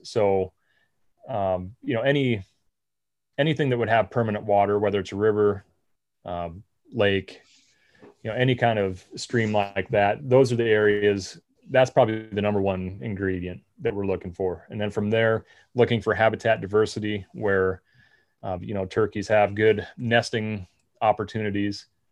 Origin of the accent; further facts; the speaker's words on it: Nebraska, United States; I'm from Nebraska